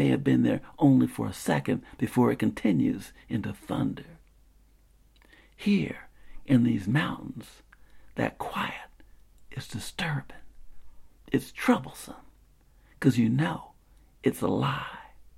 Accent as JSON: {"language": "English", "town": "Spartanburg", "region": "South Carolina", "country": "United States", "tie": "born or raised there", "said": "the kind of quiet that I remember growing up in Spartanburg, South Carolina."}